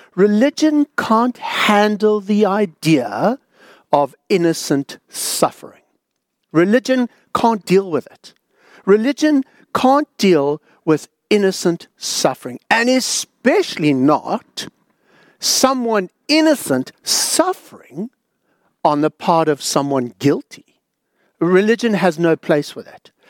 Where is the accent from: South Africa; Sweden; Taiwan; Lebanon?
South Africa; now in Australia; growing up in South Africa, I, I'd never been to a mosque before